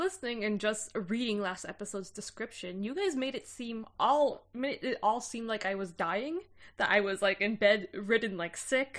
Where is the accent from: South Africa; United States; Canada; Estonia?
Canada; as a Canadian